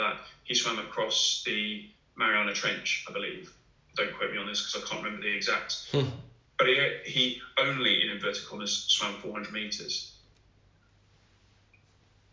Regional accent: Hertfordshire, East of England, United Kingdom; I grew up in Hertfordshire, not far from the Grand Union Canal.

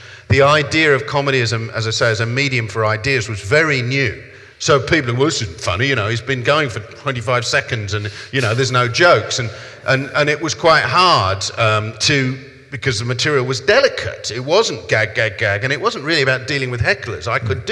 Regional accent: London, United Kingdom; accent: South London; my accent is South London

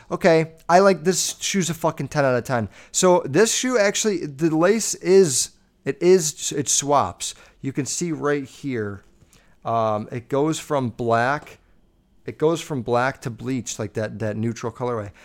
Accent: Chicago, Illinois, United States; I'm from Chicago

